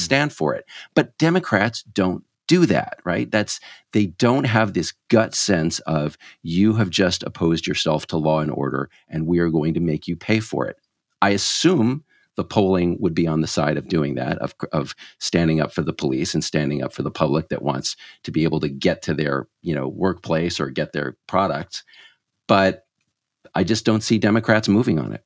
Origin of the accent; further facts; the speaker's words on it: Texas, United States; I grew up in Texas